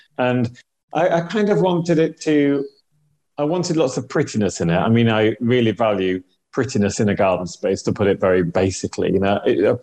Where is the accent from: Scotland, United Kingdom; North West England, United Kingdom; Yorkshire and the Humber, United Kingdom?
Yorkshire and the Humber, United Kingdom; Hull; I'm from Hull, not from France